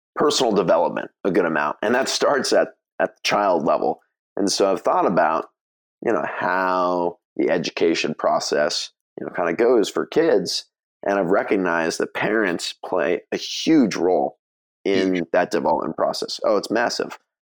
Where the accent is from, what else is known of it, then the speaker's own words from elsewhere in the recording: Mill Valley, California, United States; now in Santa Monica, United States; I grew up in Mill Valley, so it's a small town just north of San Francisco